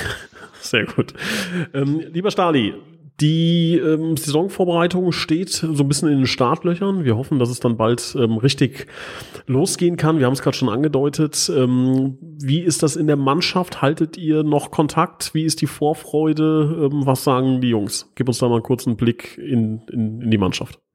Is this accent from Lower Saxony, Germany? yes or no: no; Hesse, Germany; bei uns in Hessen